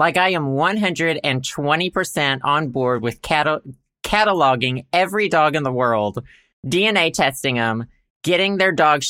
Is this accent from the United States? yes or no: yes; United States; I'm American.